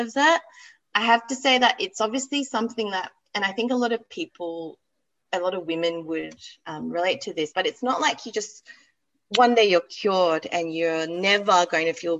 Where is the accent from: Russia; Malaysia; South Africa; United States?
Malaysia; now in Australia; I grew up in Malaysia